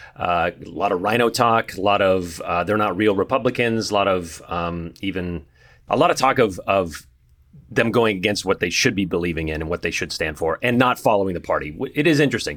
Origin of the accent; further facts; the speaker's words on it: California, United States; now in Boise, United States; I grew up in California and, uh, on the coast